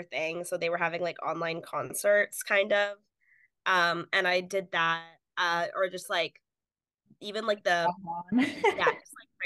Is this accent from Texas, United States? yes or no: yes; Houston, Texas, United States; moved away as an adult; now in Boston, United States; I'm from Houston, Texas. So from the South, it's definitely been an adjustment moving up here